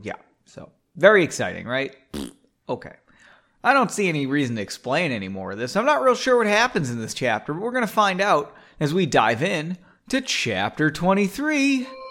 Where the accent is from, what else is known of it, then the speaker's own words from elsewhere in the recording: United States; I'm American